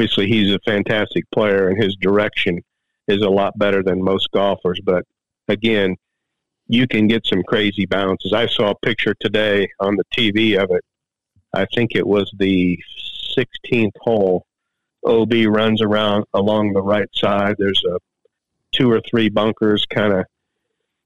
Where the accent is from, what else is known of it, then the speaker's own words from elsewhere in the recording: United States; Being an American